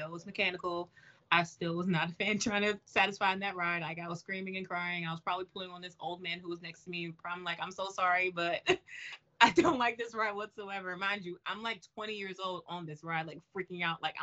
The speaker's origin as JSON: {"language": "English", "region": "Maryland", "country": "United States", "tie": "born or raised there", "moved": "yes", "lives_now": "North Carolina, United States", "said": "I'm originally from Maryland, but I've moved and live in North Carolina right now"}